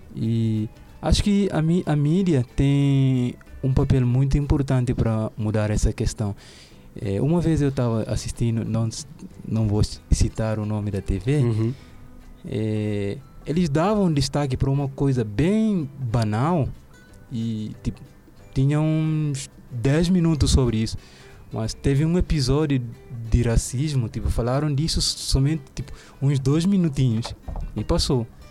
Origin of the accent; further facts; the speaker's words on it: Guinea-Bissau; now in Brazil; no país onde eu nasci, é, não tem muito essa diferença. É um país de negros